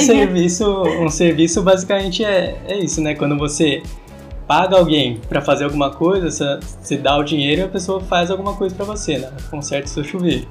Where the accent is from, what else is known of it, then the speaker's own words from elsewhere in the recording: Bragança Paulista, São Paulo, Brazil; moved away as an adult; now in São Carlos, Brazil; Eu sou de Bragança Paulista, então morei muito tempo ali na região do Sistema Cantareira